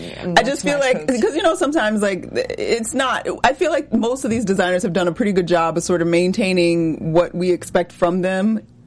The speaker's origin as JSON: {"language": "English", "town": "Atlanta", "region": "Georgia", "country": "United States", "tie": "born or raised there", "said": "I'm Atlanta-born, raised"}